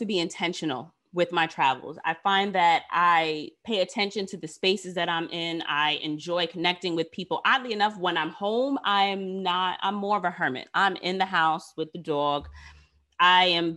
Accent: New York City, New York, United States; Queens is mine because I am from here

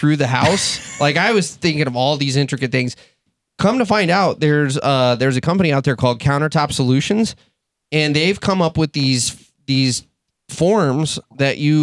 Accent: Texas, United States; now in Michigan, United States; I'm from Texas

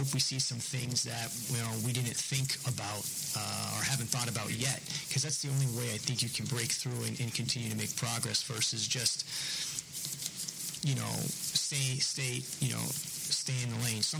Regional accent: New England, United States; now in Oklahoma City, United States; you guys know I'm from New England

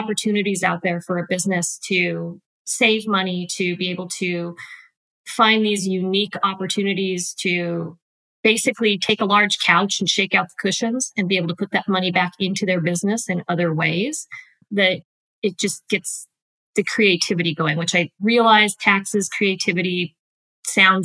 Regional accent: Wyoming, United States; moved away as an adult; also born or lived in Utah; now in Nashville, United States; I am originally from Wyoming

